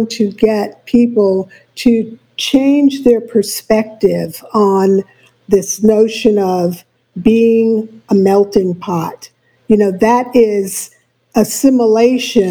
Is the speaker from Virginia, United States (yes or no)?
no; New York City, New York, United States; I was born and raised in New York City